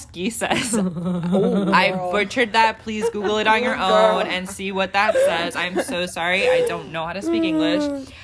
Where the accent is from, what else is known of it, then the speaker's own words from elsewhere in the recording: Miami, Florida, United States; we're all from Miami